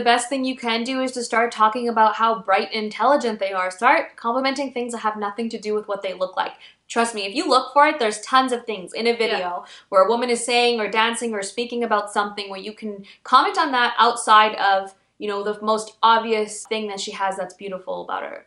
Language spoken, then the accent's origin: English; Pakistan; I'm Pakistani